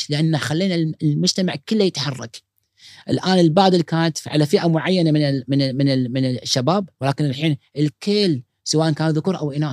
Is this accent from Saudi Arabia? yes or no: no; Kuwait; هذا متوسط العمر الادلت عندنا بالكويت